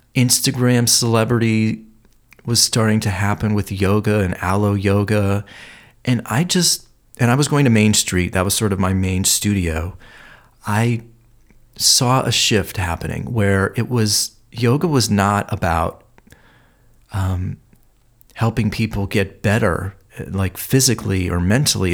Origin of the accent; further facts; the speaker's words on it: Cleveland, Ohio, United States; moved away as an adult; now in Los Angeles, United States; growing up in Cleveland, uh, there was a lot of history of health and disease there